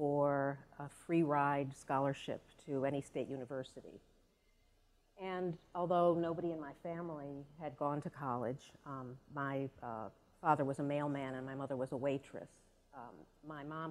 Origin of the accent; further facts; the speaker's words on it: Buffalo, New York, United States; moved away as an adult; now in Maine, United States; in Buffalo, where I grew up